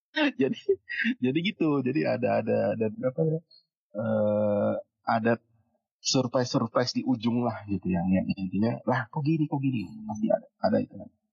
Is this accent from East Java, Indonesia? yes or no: no; Cilegon, Banten, Indonesia; moved away as an adult; also born or lived in Bandung / Jakarta; lahir dan besar di Cilegon di Banten kuliah di hmm. Bandung dan akhirnya kerja di Jakarta